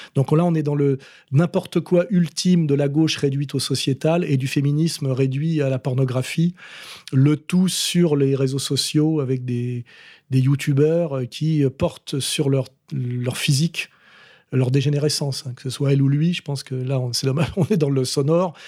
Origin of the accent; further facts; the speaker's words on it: France; en tant que Français